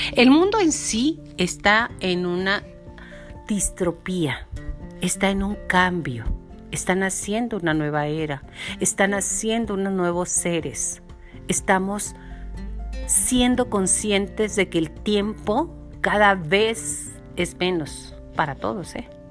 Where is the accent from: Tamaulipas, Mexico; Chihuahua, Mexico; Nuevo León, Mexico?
Chihuahua, Mexico; accent: norteño; nosotros ya hablamos como tipo norteño, mi linda. Bueno, así hablamos en Chihuahua